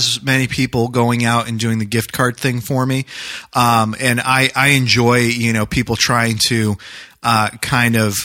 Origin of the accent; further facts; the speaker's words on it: New Hampshire, United States; moved away; I grew up in New Hampshire